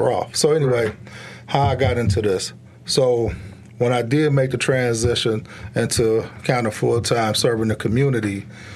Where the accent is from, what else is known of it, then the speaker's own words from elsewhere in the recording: Pontiac, Michigan, United States; we were raised in Pontiac too